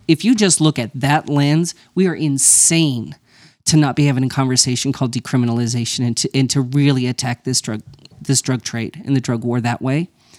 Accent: Las Cruces, New Mexico, United States; I grew up in Las Cruces, New Mexico, which is right on the border of with El Paso. It's a sister city to Juarez, right? So I grew up in a border environment, right?

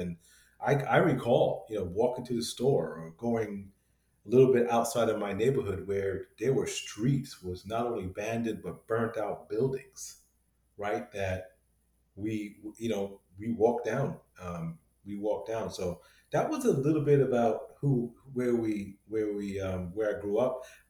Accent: New York City, New York, United States; also born or lived in London, United Kingdom; So I think I was 7 when I came to the U.S. We grew up in the Bronx, in New York. My parents had a home. They had a 2-family home that my sister and I grew up

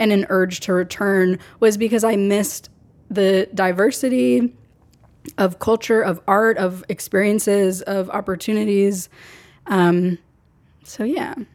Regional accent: San Diego, California, United States; moved away as an adult; now in Los Angeles, United States; I'm from San Diego. I was born and raised in San Diego my entire life.

